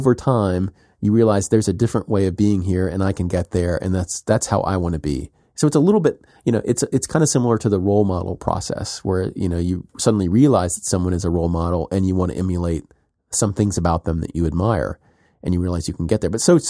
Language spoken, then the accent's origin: English; South Carolina, United States; When I was a kid growing up in South Carolina, and there were political debates